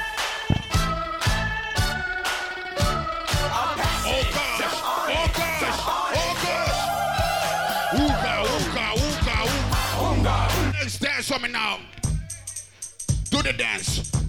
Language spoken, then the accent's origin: English; Trinidad & Tobago; I'm from Trinidad.